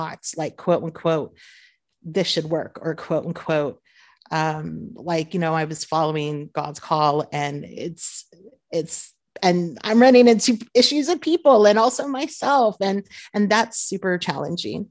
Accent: Southern California, United States; moved away as an adult; now in Beirut, Lebanon; born and raised in Southern California

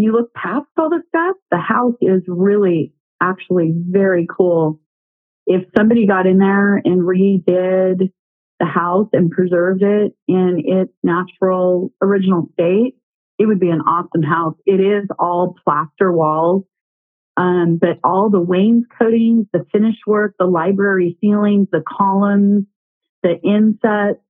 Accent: California, United States; I grew up in California also

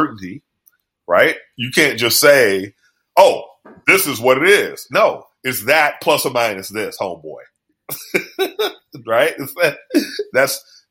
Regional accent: New Orleans, Louisiana, United States; that's my childhood. I was born in East New Orleans

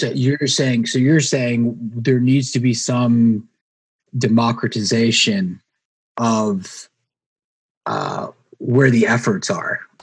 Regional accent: North Carolina, United States; I'm from North Carolina

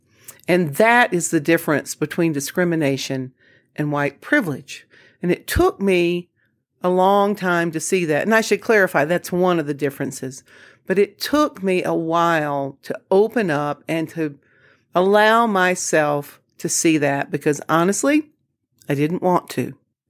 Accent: the South, United States; I certainly, throughout my life, have experienced discrimination as a woman, as a Southerner, you know, for all kinds of reasons.

